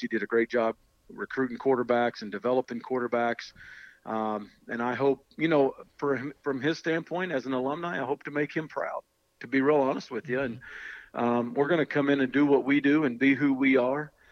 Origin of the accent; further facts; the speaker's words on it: Oklahoma, United States; moved away as an adult; also born or lived in Utah; now in Texas, United States; being closer to where I grew up. Um, you know, my mom is a little bit closer, uh, sister and her family and, and all that growing up in Oklahoma.